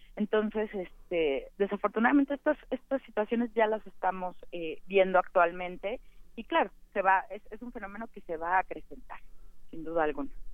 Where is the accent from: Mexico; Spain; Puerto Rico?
Mexico